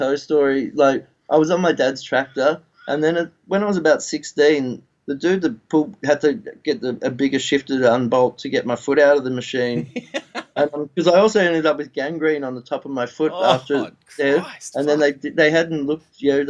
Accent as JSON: {"language": "English", "country": "Australia"}